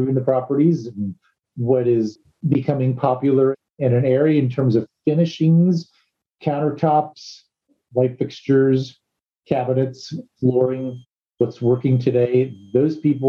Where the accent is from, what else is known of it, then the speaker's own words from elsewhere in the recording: East Coast, United States; moved away; I'm actually from the East Coast